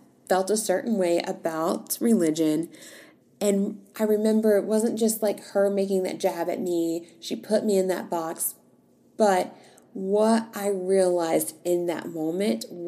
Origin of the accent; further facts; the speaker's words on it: Virginia, United States; moved away; also born or lived in Tennessee; I was raised in Virginia.